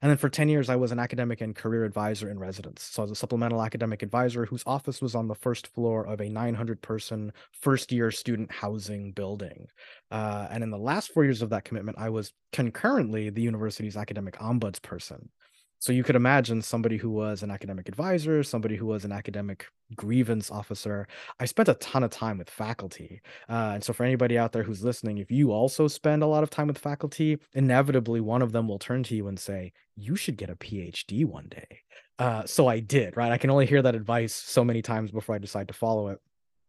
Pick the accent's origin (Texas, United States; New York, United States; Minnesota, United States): New York, United States; also born or lived in Florida; So I'm originally from New York, but I spent most of my life in Florida.